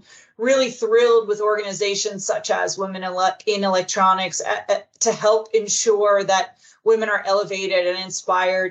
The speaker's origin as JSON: {"language": "English", "region": "Texas", "country": "United States", "tie": "born or raised there", "said": "I am from Texas, yeehaw, born and raised"}